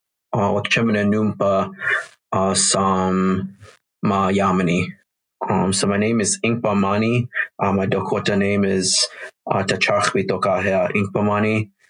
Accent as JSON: {"language": "English", "region": "Chihuahua", "country": "Mexico", "tie": "born or raised there", "also_born_or_lived": "Minneapolis", "said": "So I was born in Minneapolis, St. Paul area, and my mom lived in South St. Paul. But shortly after, my mom had an arranged marriage to a man in Mexico. So we moved down there, and I got Mexican citizenship down there in Chihuahua, Mexico, in a little village."}